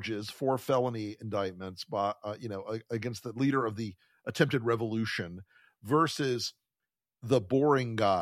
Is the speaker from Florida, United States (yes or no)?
yes; Florida, United States; my home state of Florida